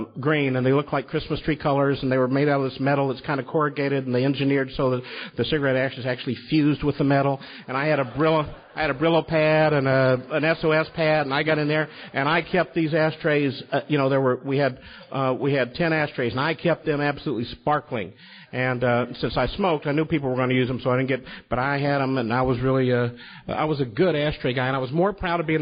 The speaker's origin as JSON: {"language": "English", "town": "Louisville", "region": "Kentucky", "country": "United States", "tie": "born or raised there", "also_born_or_lived": "New York", "moved": "as an adult", "said": "go back to my hometown, Louisville, Kentucky."}